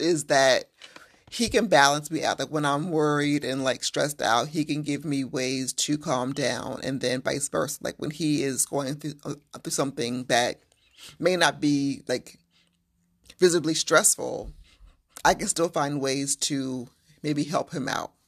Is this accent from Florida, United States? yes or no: no; Waldorf, Maryland, United States; I am from south of D C